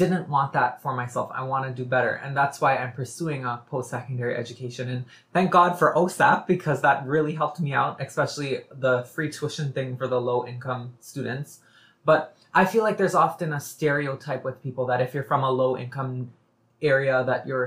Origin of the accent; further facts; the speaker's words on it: Toronto, Ontario, Canada; I was born and raised here. I was born in Scarborough, actually. And I'd like to point out, I came from Malvern, so a low-income neighborhood in Scarborough. And I grew up there.